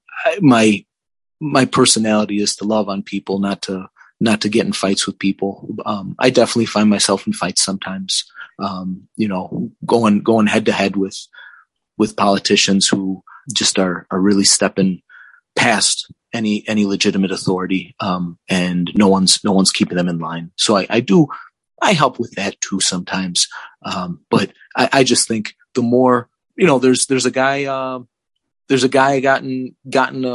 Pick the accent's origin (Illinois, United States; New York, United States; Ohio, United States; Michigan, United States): Illinois, United States; Chicago; I grew up on the South Side of Chicago in Chicago politics